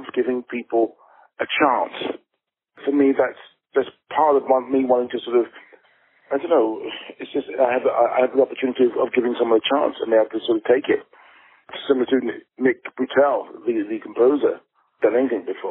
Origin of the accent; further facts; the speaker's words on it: England, United Kingdom; as an English, a British filmmaker